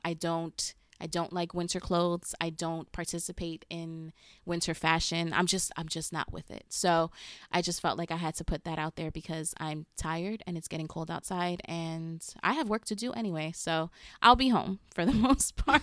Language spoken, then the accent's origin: English; New York City, New York, United States; I'm from the smallest part of the Bronx, like the most west you could get